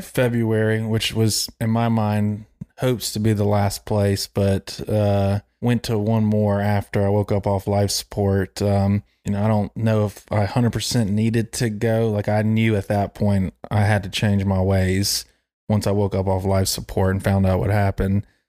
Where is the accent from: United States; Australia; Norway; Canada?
United States; Charlotte, North Carolina; growing up in Myers Park, South Charlotte